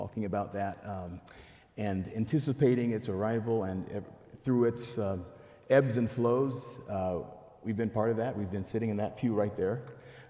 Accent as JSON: {"language": "English", "country": "DR Congo", "moved": "yes", "said": "I'm from the Democratic Republic of Congo"}